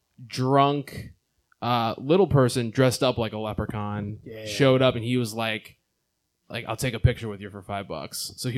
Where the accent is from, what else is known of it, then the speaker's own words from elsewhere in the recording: Long Island, New York, United States; I'm from Long Island.